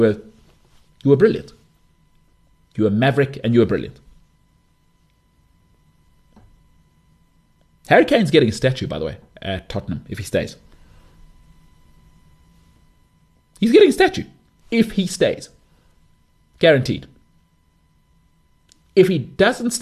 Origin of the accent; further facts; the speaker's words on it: South Africa; I'm South African